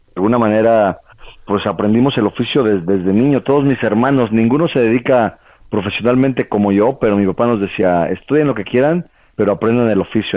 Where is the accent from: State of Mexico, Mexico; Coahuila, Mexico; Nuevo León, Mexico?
State of Mexico, Mexico; Toluca; moved away as an adult; also born or lived in Puebla, Mexico / France; me fui de Toluca a vivir a Puebla